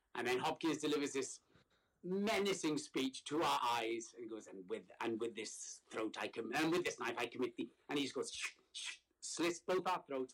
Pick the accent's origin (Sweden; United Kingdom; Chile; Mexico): United Kingdom; Wales; moved away as an adult; now in Brooklyn, United States; I am from Wales.